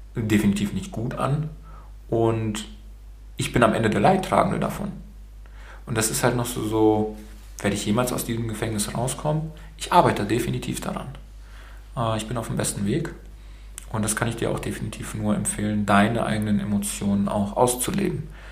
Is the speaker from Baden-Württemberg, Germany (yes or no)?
yes; Baden-Württemberg, Germany; also born or lived in Romania; Ich bin in Rumänien geboren, in Rumänien. Und äh, meine Eltern sind dann rüber nach Deutschland ausgewandert und ich bin dann mit süßen zwölf Monaten äh, als kleiner Wonneproppen dann hier rübergekommen